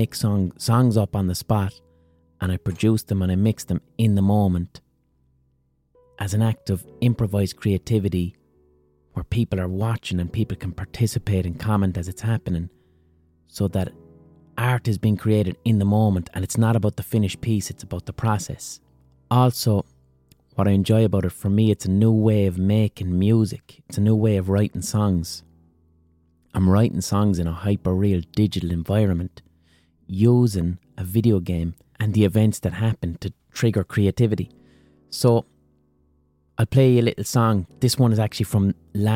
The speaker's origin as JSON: {"language": "English", "country": "Ireland"}